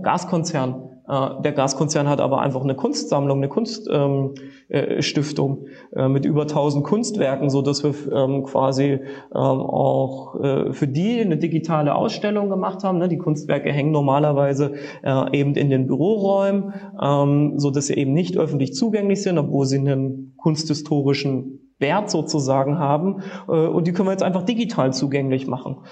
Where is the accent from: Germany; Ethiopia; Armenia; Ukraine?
Germany; Leipzig, Saxony